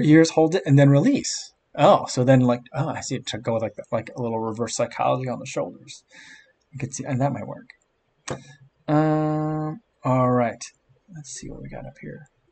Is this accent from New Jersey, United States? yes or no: yes; Monmouth County, New Jersey, United States; also born or lived in Middlesex County, New Jersey / Hunterdon County, New Jersey; I grew up in Middlesex County near Rutgers, and then we moved down towards the shore. I was in Monmouth County for a while, and then we moved again, we were on the west side of the state um, in Hunterdon County